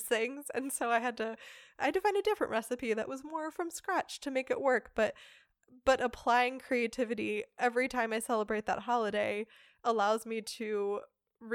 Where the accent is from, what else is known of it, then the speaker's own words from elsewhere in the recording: United States; now in Germany; as an American, celebrating Thanksgiving is a hilarious event every year here in Germany